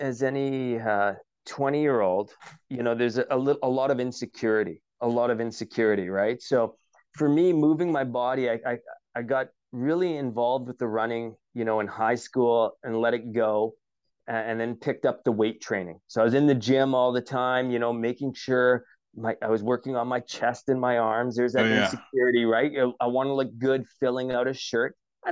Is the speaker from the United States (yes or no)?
no; Canada; we, being a Canadian, we just celebrated our Canadian Thanksgiving at the start of October. And I was missing home.